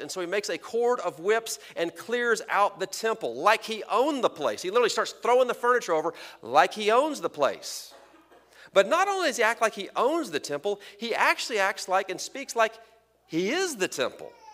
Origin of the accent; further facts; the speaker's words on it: Texas, United States; moved away; I'm from Texas